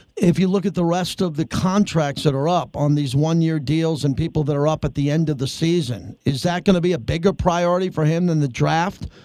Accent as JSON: {"language": "English", "region": "New York", "country": "United States", "tie": "born or raised there", "said": "growing up in New York as a Giant fan as a kid"}